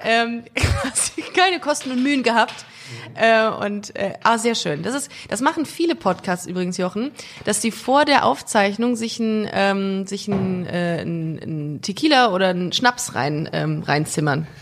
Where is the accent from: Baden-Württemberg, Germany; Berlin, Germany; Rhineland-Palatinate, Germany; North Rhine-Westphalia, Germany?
North Rhine-Westphalia, Germany; Düsseldorf; aus Düsseldorf.